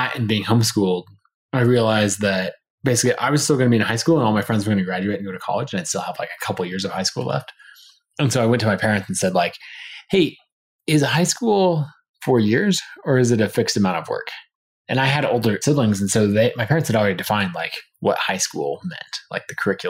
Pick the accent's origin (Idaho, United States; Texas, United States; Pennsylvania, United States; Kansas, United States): Idaho, United States; outside of Boise; I grew up about 45 minutes to an hour outside of Boise up in the mountains